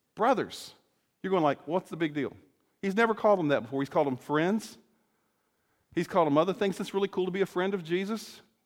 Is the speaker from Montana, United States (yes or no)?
no; Salem, Virginia, United States; moved away as an adult; now in Illinois, United States; Salem, Virginia, where I grew up in the school, in the area where I was there, and I grew up there from my early childhood